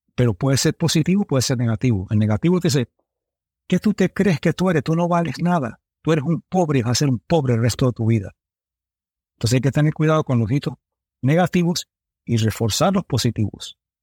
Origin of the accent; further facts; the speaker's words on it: United States; also born or lived in Miami, Florida; me crié en Nueva York y en Miami